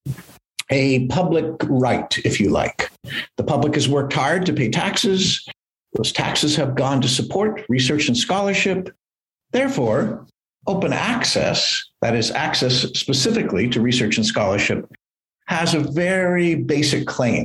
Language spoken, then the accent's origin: English; Canada; now in California, United States; I'm a Canadian by birth, but I'm working at Stanford University in California as a professor of education